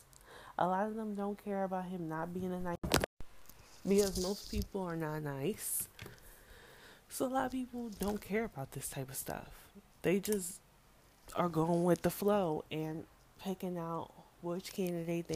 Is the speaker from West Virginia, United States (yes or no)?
no; New York City, New York, United States; I'm from the Bronx